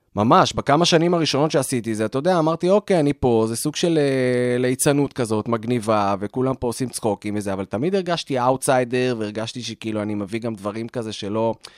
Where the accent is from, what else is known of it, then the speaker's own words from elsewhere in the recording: Petah Tikva, Central District, Israel; also born or lived in Australia; גדלתי בפתח תקווה